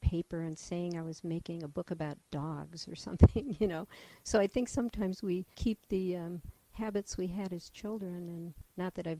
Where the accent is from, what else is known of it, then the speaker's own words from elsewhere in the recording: east of Cleveland, Ohio, United States; moved away as an adult; also born or lived in Michigan / Atlanta, Georgia / Oregon; now in Omaha, United States; I was born in Ohio, in the countryside east of Cleveland